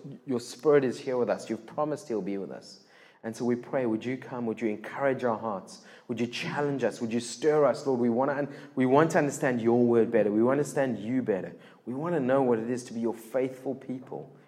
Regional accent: Cape Town, Western Cape, South Africa; first language English; I'm born and bred in Cape Town

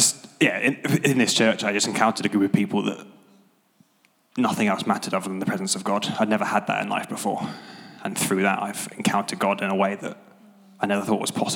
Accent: Devon, South West England, United Kingdom; moved away as an adult; now in Nottingham, United Kingdom; So I'm originally from Devon

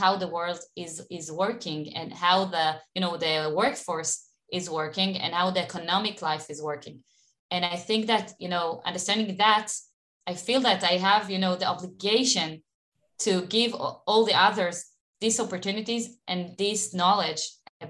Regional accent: Elkana, Judea and Samaria Area, Israel; English is a second language; Born and raised in Elkana in the Samaria. I don't know if people heard about this place.

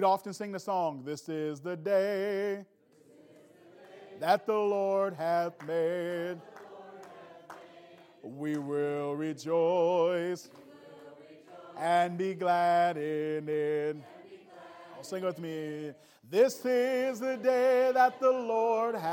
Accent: Wisconsin, United States; also born or lived in Indiana; I'm from Wisconsin. We see a little hill, and we get impressed with that.

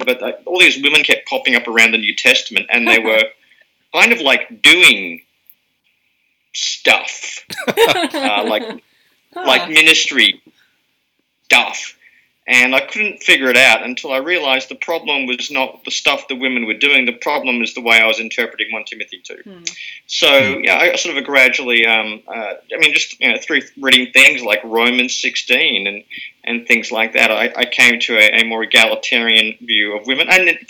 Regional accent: Germany; born there; Yes, I was born in Germany. My dad was serving in the British Army at the time.

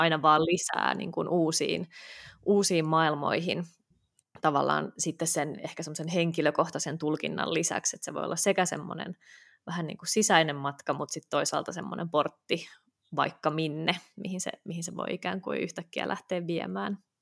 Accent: Helsinki, Uusimaa, Finland; born or raised there

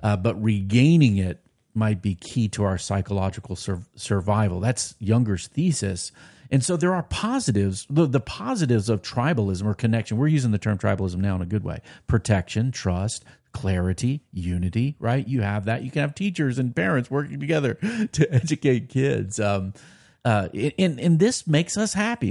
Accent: United States; as American Christians

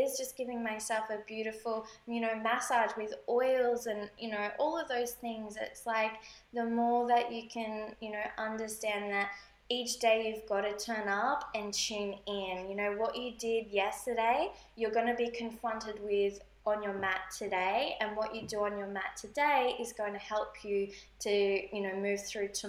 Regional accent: Australia; moved away as an adult; now in Bali, Indonesia; we are from Australia

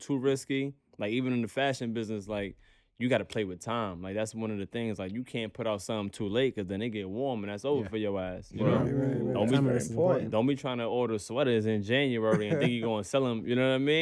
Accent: New York City, New York, United States; we're from Brownsville. I'm from Brooklyn

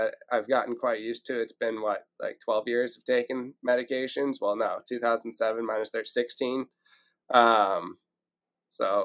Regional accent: San Francisco, California, United States; moved away; also born or lived in Marin County, California / Ventura County area, California; I grew up in the Bay Area

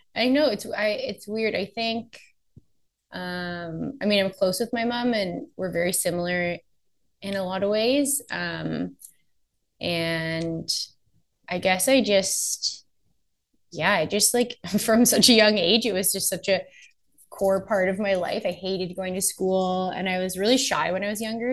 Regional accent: Oakville, Ontario, Canada; also born or lived in Nova Scotia / Los Angeles; now in Toronto, Canada; I was born in um, Toronto. Grew up just outside of Toronto in Oakville

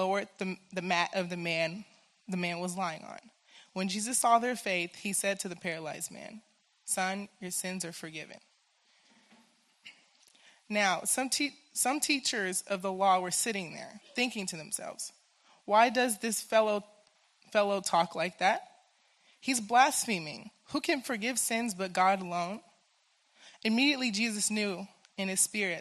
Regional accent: United States; I am from Washington

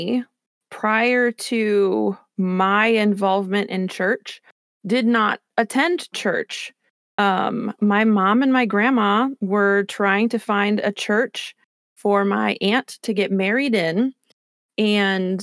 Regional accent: Newark, Ohio, United States; also born or lived in Cleveland area, Ohio; I'm from here. My family lives here, born and raised

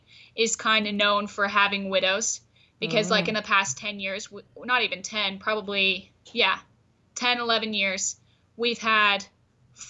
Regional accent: Centennial Park, Arizona, United States; I was raised and am growing up in Centennial Park, which is just a little past Short Creek or the Crick

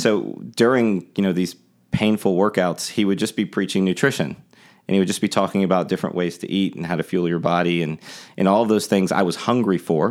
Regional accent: Tampa, Florida, United States; moved away as an adult; now in Charleston, United States; I grew up in Tampa, Florida.

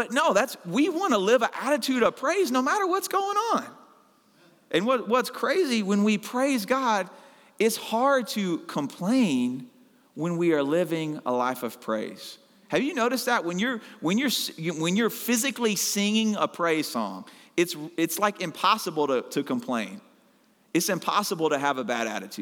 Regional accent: Arkansas, United States; moved away; I'm originally from Arkansas

